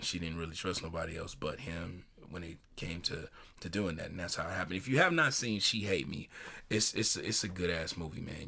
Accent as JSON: {"language": "English", "town": "Chicago", "region": "Illinois", "country": "United States", "tie": "born or raised there", "said": "my hometown, Chicago, South Side"}